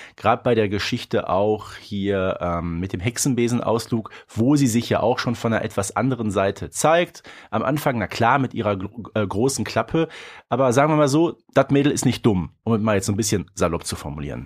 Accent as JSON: {"language": "German", "area": "Ruhr area", "region": "North Rhine-Westphalia", "country": "Germany", "said": "bei uns im Ruhrgebiet"}